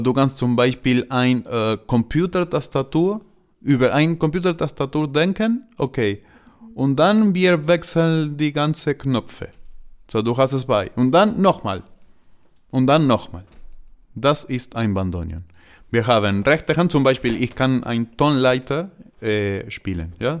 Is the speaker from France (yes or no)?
no; Argentina; German is a second language; moved away as an adult; also born or lived in Buenos Aires; now in Germany; Argentinien ist meine Heimat